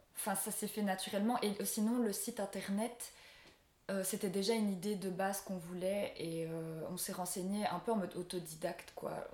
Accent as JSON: {"language": "French", "country": "Belgium", "said": "je rentre chez moi en Belgique"}